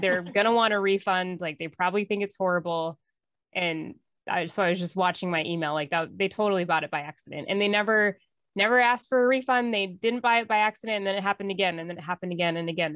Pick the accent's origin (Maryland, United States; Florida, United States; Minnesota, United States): Minnesota, United States; northern; I grew up in northern Minnesota on a lake in the woods